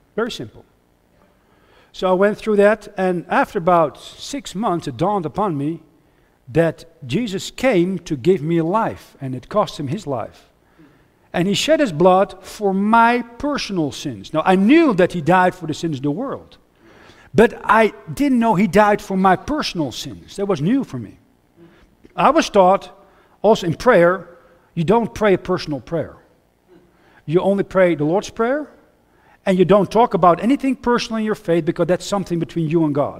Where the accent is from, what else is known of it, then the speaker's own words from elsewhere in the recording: Huizen, North Holland, Netherlands; English is a second language; moved away as an adult; also born or lived in United States / Austria / Switzerland; I grew up near Amsterdam in, uh, in Het Gooi, near Hilversum.